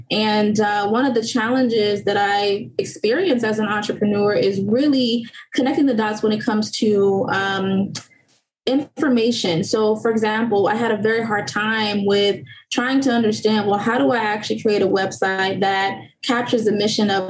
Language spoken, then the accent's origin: English; Haiti; born there; I also included a financial component to it because I was born in Haiti. My parents didn't really teach me too much about financial management.